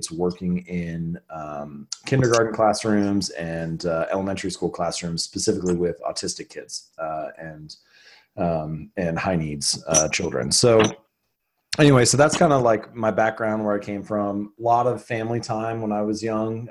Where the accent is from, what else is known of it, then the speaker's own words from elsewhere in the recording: Hamilton, Ohio, United States; I was born and raised in Ohio, grew up in Hamilton, Ohio